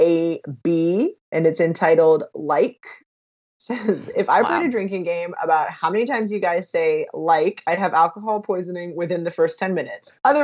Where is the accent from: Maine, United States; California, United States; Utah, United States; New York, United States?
California, United States; Southern; I am born and raised in Southern California